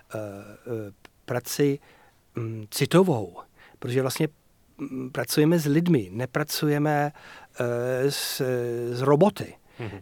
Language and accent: Czech; Yorkshire and the Humber, United Kingdom; moved away; Já jsem chlap z Yorkshireu